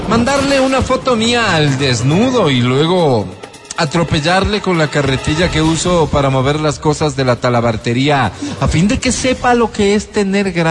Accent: Esmeraldas, Ecuador; born there; Soy un ciudadano ecuatoriano nacido en la bella provincia de Esmeraldas, así

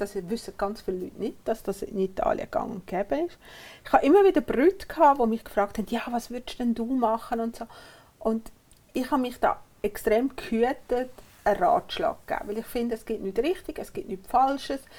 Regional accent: Uri, Switzerland; Ich bin im Kanton Uri aufgewachsen

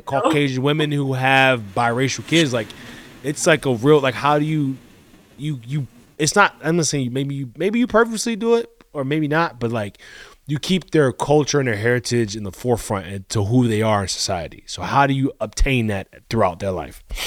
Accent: Colombia; moved away; I grew up in Colombia

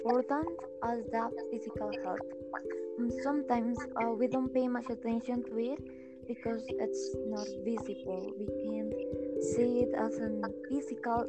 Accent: Colombia; I'm from Colombia

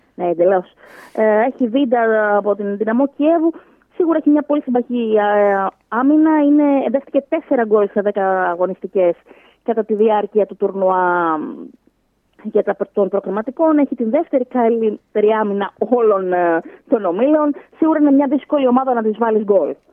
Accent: Greece; σαν Ελληνίδα

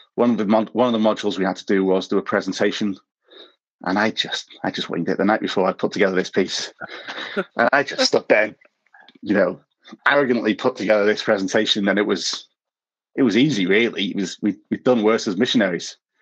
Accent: Manchester, North West England, United Kingdom; moved away as an adult; also born or lived in London / Cape Town; now in Groomsport, United Kingdom; I spent most of my life growing up in Manchester. I moved down to London when I was 18

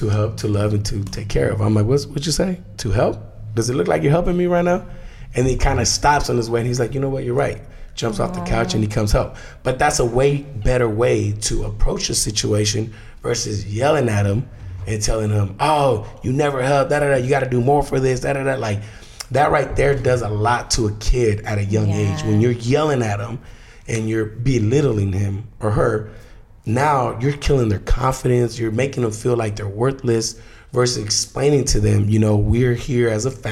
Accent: United States; I was brought to the US at 11 months old, undocumented.

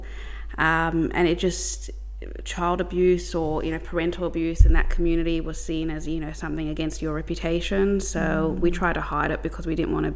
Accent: Melbourne, Victoria, Australia; I grew up in East St Kilda. That's, I think, a part of Melbourne that everyone knows.

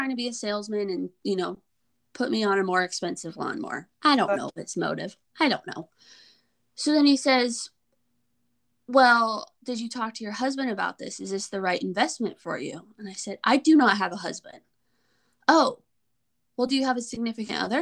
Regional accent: Colorado, United States; moved away as an adult; now in Texas, United States; I'm from Colorado. Moved to Texas

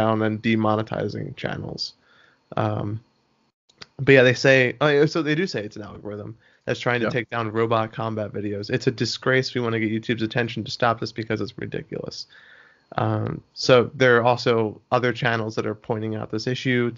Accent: United States; I'm an American.

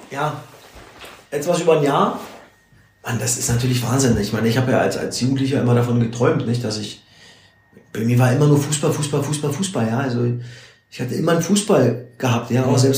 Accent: Saxony, Germany; Oder in Sachsen auch, wo ich groß geworden bin, zwischen den Wäschestangen.

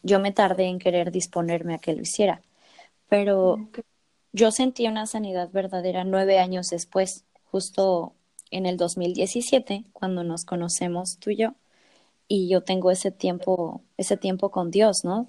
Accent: Mexico City, Mexico; moved away as an adult; now in Tijuana, Mexico; yo soy de Ciudad de México, pero hace un par de semanas me mudé a Tijuana

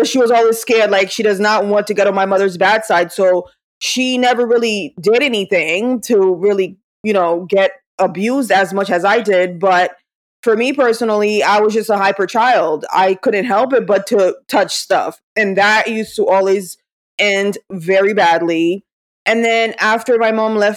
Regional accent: Haiti; moved away; I was growing up in Haiti

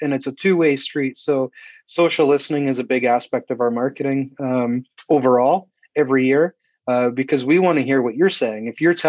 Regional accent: Canada; You know, we talk about it's an American style beer, but we're Canadian. He's a lumberjack wearing plaid. So stereotypical of us.

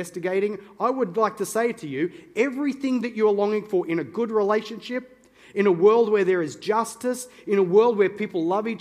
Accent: Newcastle, New South Wales, Australia; I'm a Novocastrian by birth. Okay, that's just fancy pants way of saying I'm from Newcastle

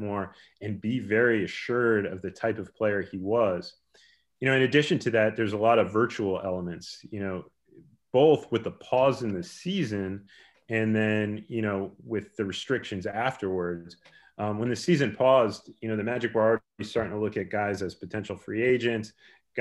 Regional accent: United States; I grew up in the New Jersey, New York City area

